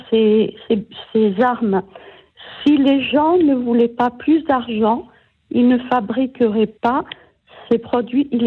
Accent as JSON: {"language": "French", "region": "Corsica", "country": "France", "said": "Oui, je suis corse."}